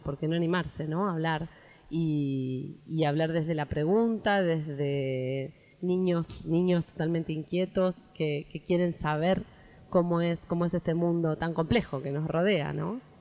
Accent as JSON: {"language": "Spanish", "region": "Santa Fe", "country": "Argentina", "said": "nos venimos de Santa Fe toda la familia"}